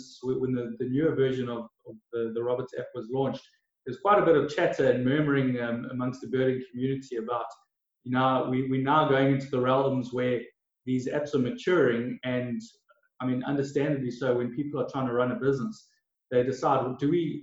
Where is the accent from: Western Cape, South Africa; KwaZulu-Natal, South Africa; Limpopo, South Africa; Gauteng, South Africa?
KwaZulu-Natal, South Africa; Durban; also born or lived in Ballito; I'm born and raised in South Africa, in Durban and KZN.